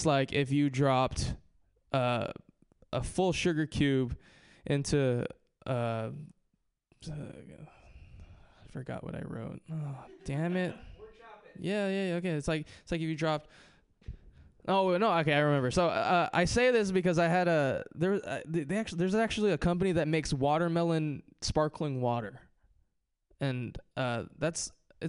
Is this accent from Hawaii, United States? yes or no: yes; Hawaii, United States; moved away; I grew up in Hawaii